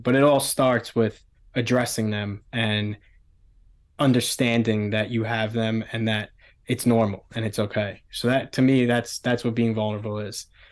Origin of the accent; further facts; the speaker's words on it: New York City, New York, United States; I grew up in Staten Island, um, Staten Island, New York, small island, one of the five boroughs of the city.